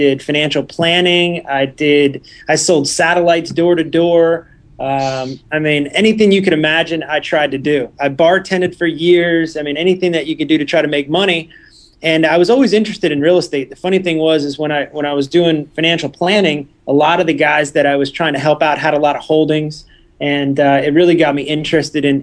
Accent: New Jersey, United States; moved away as an adult; also born or lived in Florida; I was born and raised in New Jersey

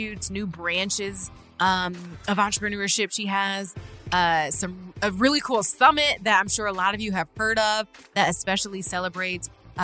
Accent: Toledo, Ohio, United States; my hometown of Toledo, Ohio

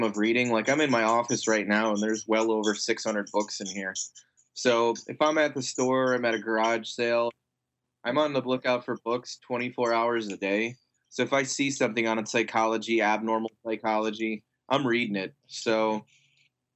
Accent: United States; we're American

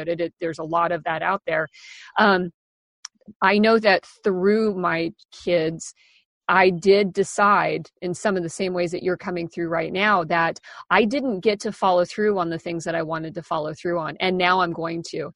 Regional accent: Kansas, United States; moved away as an adult; also born or lived in Seattle; when I turned 18, I moved from Kansas

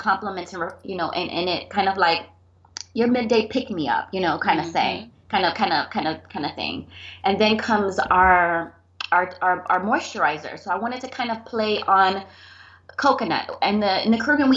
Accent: Miami, Florida, United States; I was born and raised here in Miami, South Florida

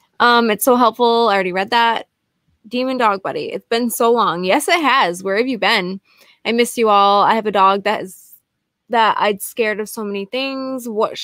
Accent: Scotland, United Kingdom; Pauline, we're from Scotland.

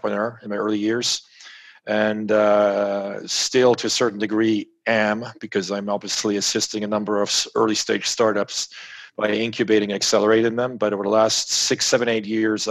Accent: France; In France, growing up in France

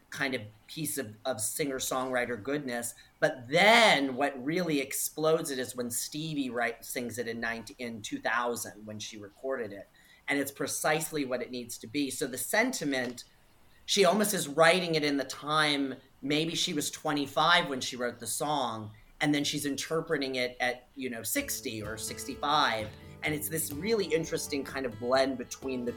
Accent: Warren, Ohio, United States; I grew up in Warren, Ohio, which is a small city outside of Akron, Canton, Youngstown area

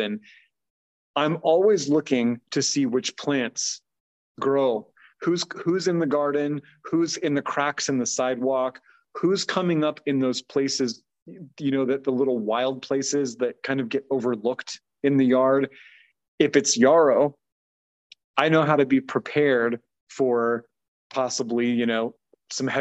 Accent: United States; mostly as American folks

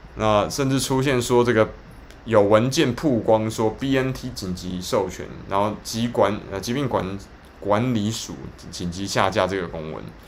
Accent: Taiwan; 我们台湾人很多的这个产业的这种商人在跟政府在， 政府的代表在沟通的时候，常常遇到那种无限的回圈的问题哦

